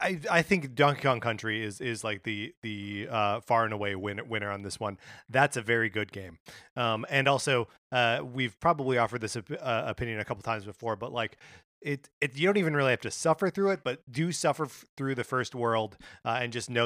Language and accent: English; Kenosha, Wisconsin, United States; I grew up in Kenosha, Wisconsin, where all of the worst things in the world are happening right now.